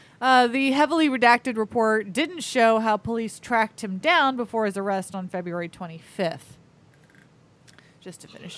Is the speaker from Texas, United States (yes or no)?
no; Florida, United States; I'm from Florida.